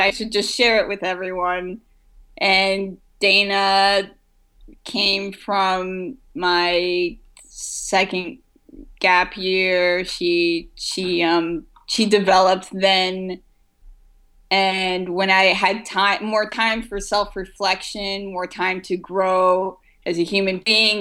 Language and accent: English; France; moved away; I grew up in France